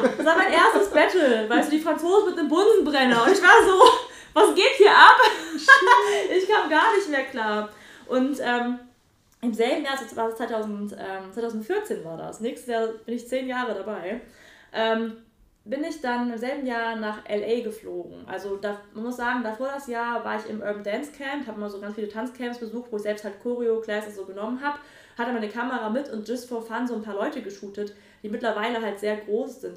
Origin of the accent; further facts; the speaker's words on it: Nettetal, North Rhine-Westphalia, Germany; also born or lived in Mönchengladbach; Nettetal, wo ich groß geworden bin.